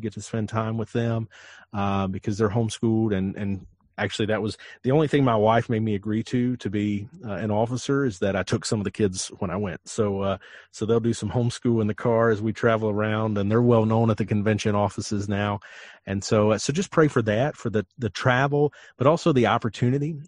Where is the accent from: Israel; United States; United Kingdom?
United States; Western North Carolina; I eat Lexington barbecue because I'm from Western North Carolina